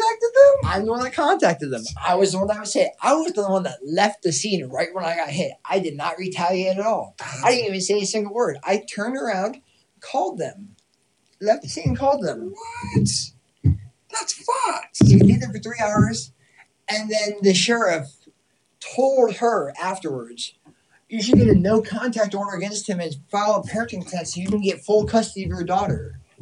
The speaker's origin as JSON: {"language": "English", "region": "Massachusetts", "country": "United States", "moved": "yes", "said": "Being from Massachusetts"}